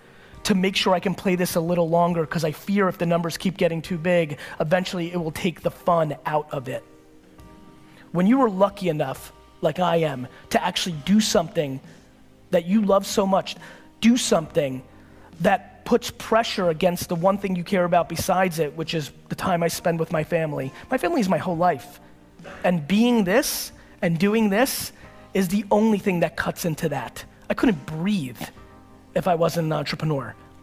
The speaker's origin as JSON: {"language": "English", "region": "California", "country": "United States", "tie": "born or raised there", "said": "I know tons of people who I grew up with in the Silicon Valley boom"}